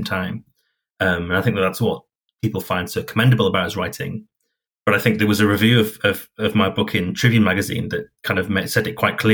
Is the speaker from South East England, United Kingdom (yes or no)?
no; Hull, Yorkshire and the Humber, United Kingdom; my hometown of Hull